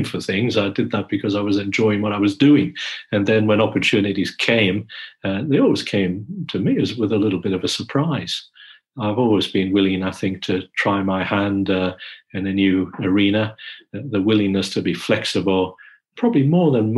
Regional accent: Australia; moved away as an adult; now in London, United Kingdom; moving back to Australia to run Monash was an easier move because we're Australian

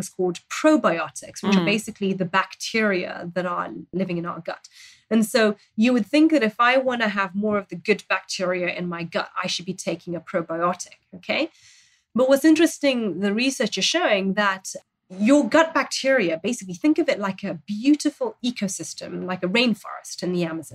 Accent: Zambia; in Zambia, I grew up in Zambia, and we have, again, a fermented milk that we naturally would have in our traditional diets

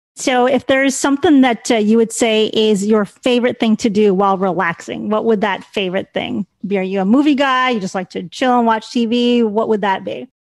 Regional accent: Chicago, Illinois, United States; I'm from Chicago

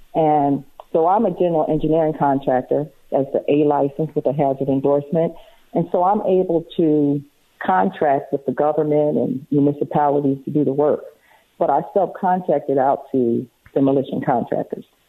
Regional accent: outside of Philadelphia, Pennsylvania, United States; I grew up on the East Coast in Philadelphia, well, outside of Philadelphia

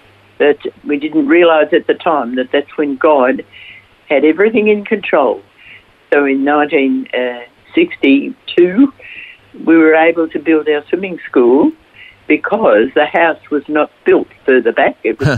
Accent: Bentleigh, Victoria, Australia; now in Pakenham, Australia; I was born and raised in Bentley.

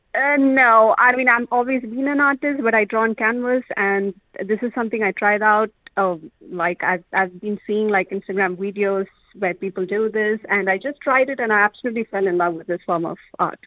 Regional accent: Kerala, India; I'm from Kerala

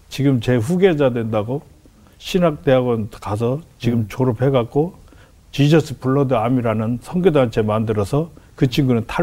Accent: Iksan, North Jeolla, South Korea; 아 들어보니까 제 고향 13년 후배인 거예요. 어. 네. 고향 어디세요? 익산이요.

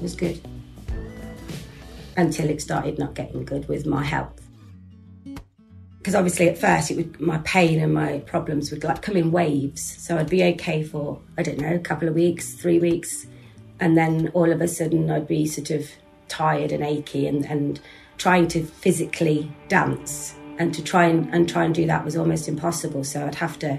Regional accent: Leicestershire, East Midlands, United Kingdom; I'm 55 years old, and I was born and live in Leicestershire

